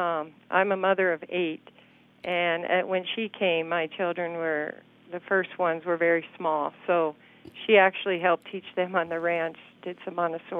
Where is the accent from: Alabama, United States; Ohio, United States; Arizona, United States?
Arizona, United States; Phoenix; moved away as an adult; also born or lived in Mexico City, Mexico; I'm from Phoenix, Arizona